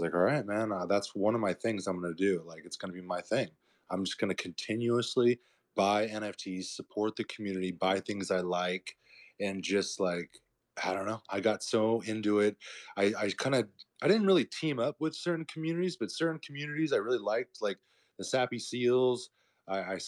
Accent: Murrieta, California, United States; now in Tulum, Mexico; I grew up in Southern California. I grew up in a town called Marietta. It's like near the wine country, near Temecula

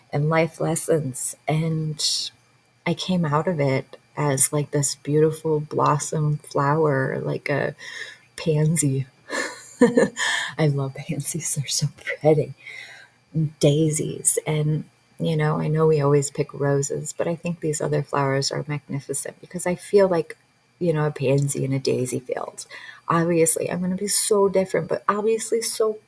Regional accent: Michigan, United States; I grew up in Michigan

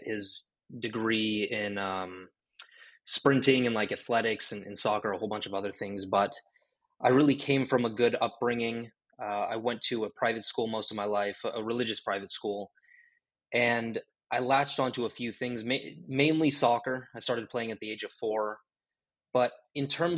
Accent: Orange County, California, United States; I grew up in Orange County basically all of my life

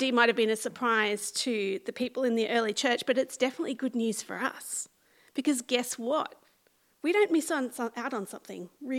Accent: central west of New South Wales, Australia; accent: small town accent; moved away as an adult; now in Sydney, Australia; I left my family home in a quiet country town of the central west of New South Wales, and I moved 5 hours' drive to live in Western Sydney

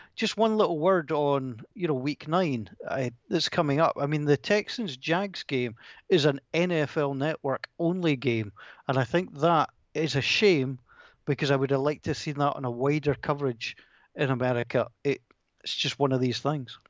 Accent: Scotland, United Kingdom; two Scottish broadcasters

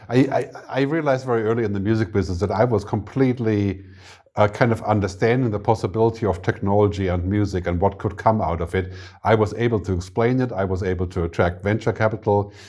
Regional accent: Germany; moved away as an adult; also born or lived in San Francisco, United States / Boston, United States / Lanzarote, Spain; now in Zurich, Switzerland; I'm from Germany originally, but I, I moved to America when I was maybe twenty-two or twenty-three.

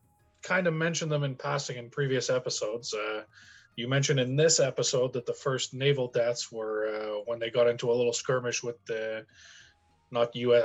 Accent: the French part of Canada, Quebec, Canada; first language English; we come from the French part of Canada. And while we're both predominantly native English speakers, we've lived here our whole lives.

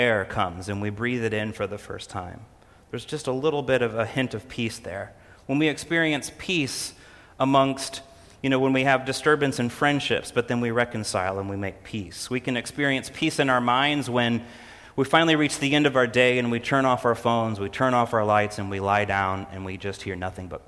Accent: Illinois, United States; moved away; I grew up in Illinois

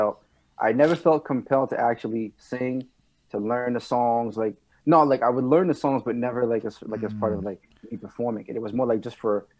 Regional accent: Laval, Quebec, Canada; first language French; English is a second language; also born or lived in Montreal; I was actually born and raised in Laval my entire life.

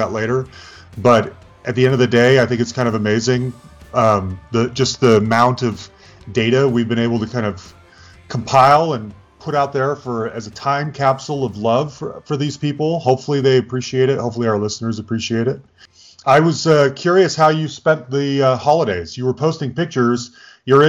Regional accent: Utah, United States; also born or lived in Bay Area, California; growing up in Utah, we were right at the mouth of Little Cottonwood Canyon

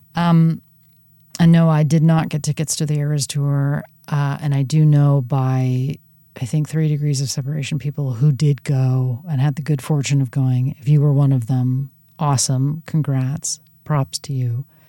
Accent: Southern California, United States; now in Pacific Northwest, United States; as a Southern Californian, uh, born and raised

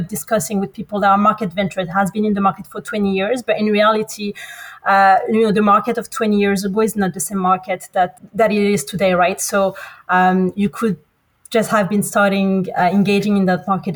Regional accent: France; moved away as an adult; also born or lived in Morocco / United States / United Kingdom / Australia; I'm originally from Morocco. But born in France, studied in between France and the US, worked in the UK

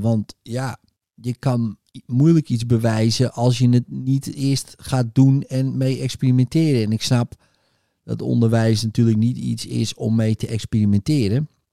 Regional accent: North Holland, Netherlands; ik kom uit Noord-Holland, kunt u horen.

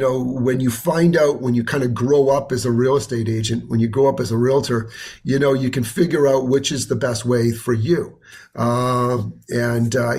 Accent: Vancouver, British Columbia, Canada; also born or lived in New York / Boston / San Diego; now in Toronto, Canada; I'm actually a West Coast boy originally. I grew up in Vancouver, British Columbia

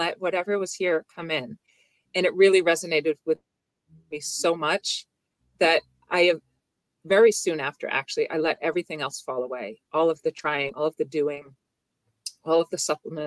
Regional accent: near Boston, Massachusetts, United States; I live near Boston

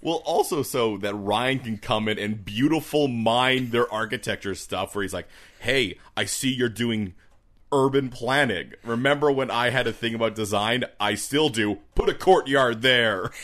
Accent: Canada; we're Canadian

